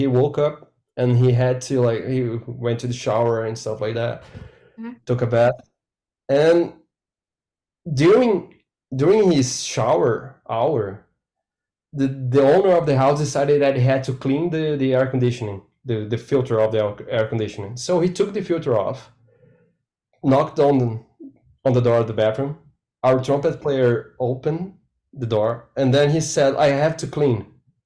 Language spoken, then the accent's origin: English; Curitiba, Paraná, Brazil; English is a second language; I grew up in Curitiba, is a city in the south